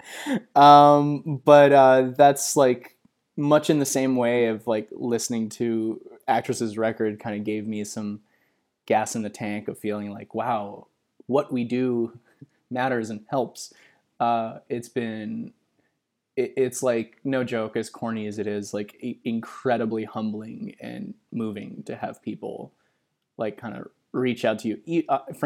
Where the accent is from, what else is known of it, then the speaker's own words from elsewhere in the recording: Montreal, Quebec, Canada; I was just a young French Quebecois boy